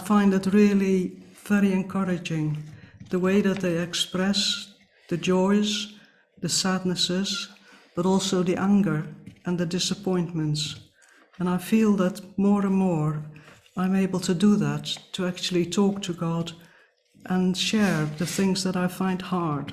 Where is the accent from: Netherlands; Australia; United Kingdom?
Netherlands; moved away; growing up in the Netherlands, the Bible had an important place